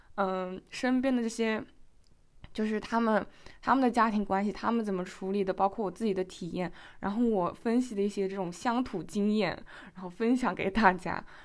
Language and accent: Chinese; China; 对我们中国人来讲